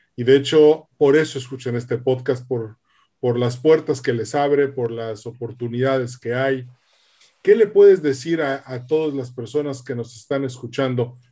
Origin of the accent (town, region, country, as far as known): Mexico